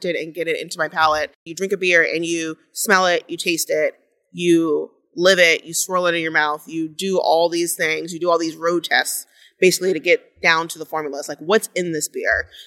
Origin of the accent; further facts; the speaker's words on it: Goose Creek, South Carolina, United States; I am from Goose Creek, South Carolina.